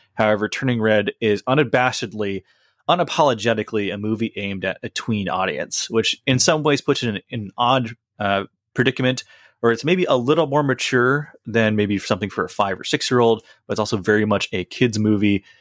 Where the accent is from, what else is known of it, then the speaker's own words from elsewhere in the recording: United States; I've spent the overwhelming majority of my life in America